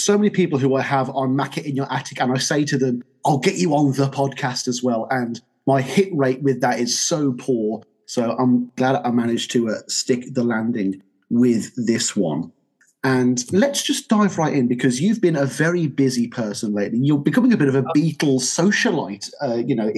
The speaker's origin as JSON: {"language": "English", "country": "United Kingdom", "said": "as a Brit"}